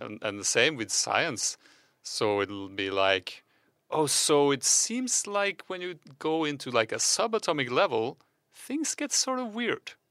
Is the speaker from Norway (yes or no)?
yes; Norway; English is a second language; Just two Norwegians